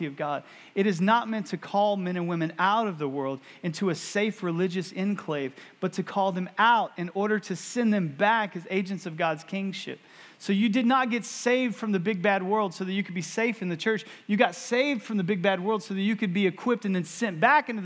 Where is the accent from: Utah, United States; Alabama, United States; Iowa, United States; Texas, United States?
Texas, United States; growing up in Texas